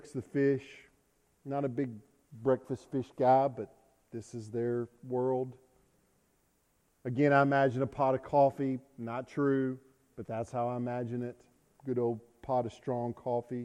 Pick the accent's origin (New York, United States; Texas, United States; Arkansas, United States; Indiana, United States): Arkansas, United States; South; I'm from South Arkansas.